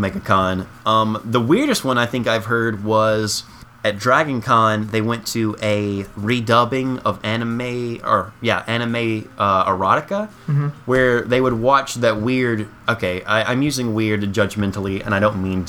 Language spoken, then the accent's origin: English; Tennessee, United States; we grew up in Tennessee, country capital of the world